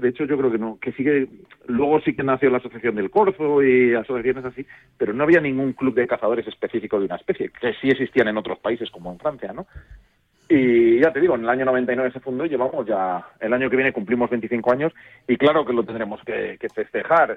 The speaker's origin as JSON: {"language": "Spanish", "region": "Castile and León", "country": "Spain", "also_born_or_lived": "Sayago (Zamora)", "said": "yo que soy de León"}